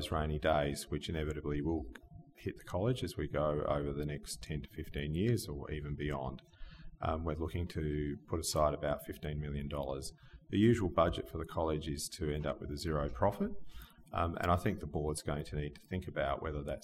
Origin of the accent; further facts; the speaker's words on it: Australia; moved away as an adult; also born or lived in eastern states of Australia; this is my hometown. This is where I grew up